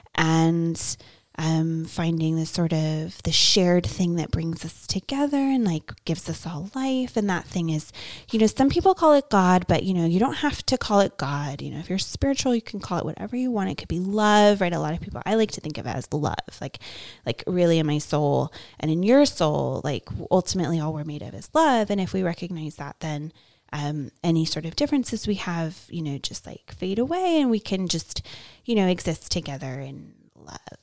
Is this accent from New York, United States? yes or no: no; Bay Area, California, United States; I grew up in the Bay Area